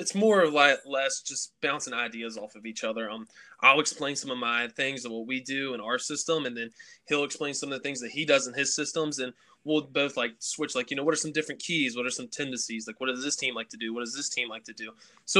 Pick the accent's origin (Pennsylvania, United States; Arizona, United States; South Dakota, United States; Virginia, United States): Virginia, United States; Covington; Yeah, Covington is a real small town. It's located in the southwestern part of Virginia. I went to a school. It was a public school, and we only had 250 kids.